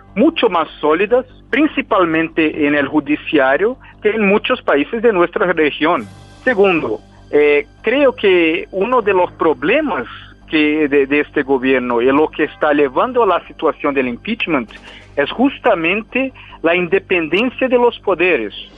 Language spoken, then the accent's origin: Spanish; Brazil; como un brasileño